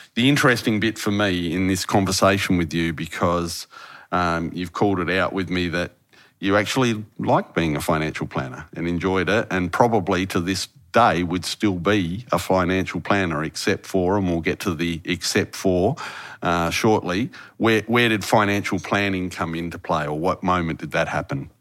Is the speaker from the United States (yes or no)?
no; Harvey, Western Australia, Australia; moved away as an adult; my hometown is a little place called Harvey. Haven't lived there for nearly thirty years